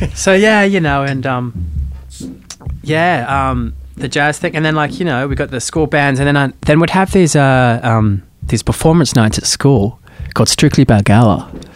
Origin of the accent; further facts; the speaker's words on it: Sydney, New South Wales, Australia; moved away as an adult; now in United States; where I grew up in Sydney, which is like Manly, Warringah area, in the Northern Beaches.